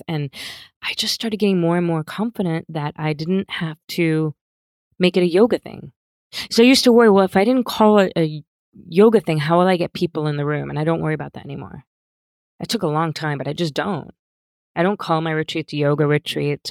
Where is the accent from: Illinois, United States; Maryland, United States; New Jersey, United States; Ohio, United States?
New Jersey, United States; Pennsauken; moved away as an adult; also born or lived in Philadelphia / Cherry Hill; now in Santa Monica, United States; I was born in Philadelphia, and I grew up in South Jersey, um, a town right across the bridge in, from Philly called Pennsauken